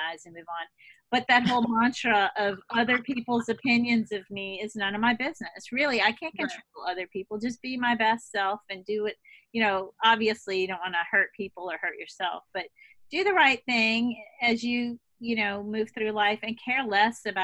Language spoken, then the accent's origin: English; the South, United States; moved away as an adult; also born or lived in Boston; I came from the South